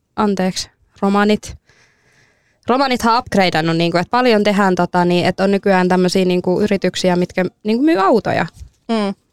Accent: Finland; mä oon suomalainen

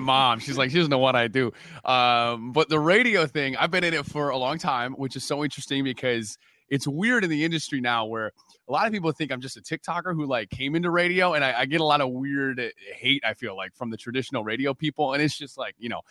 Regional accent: Detroit, Michigan, United States; moved away as an adult; now in Los Angeles, United States; I grew up in Detroit

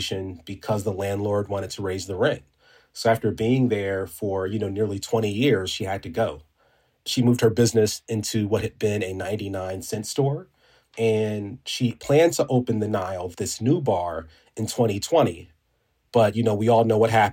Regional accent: Inglewood, California, United States; my hometown

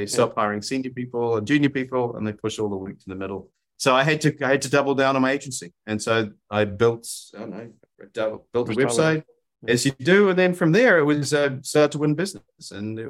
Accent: New Zealand; now in Austin, United States; I you can tell by my accent, I'm not from Austin, Texas. I grew up in New Zealand, long way away from everywhere else.

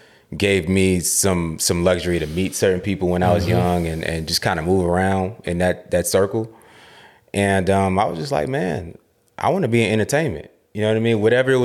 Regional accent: Queens, New York, United States; Yeah, Queens, New York, yeah.

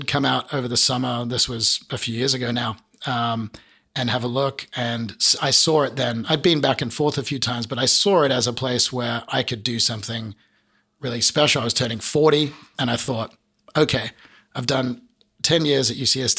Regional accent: southern part of Australia, southern Australia, Australia; also born or lived in San Diego, United States; now in United States; being an Australian from the southern part of Australia

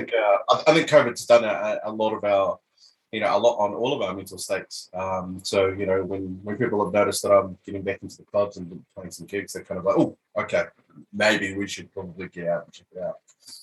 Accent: Dunedin, Otago, New Zealand; now in Melbourne, Australia; I was born and raised in Dunedin, actually.

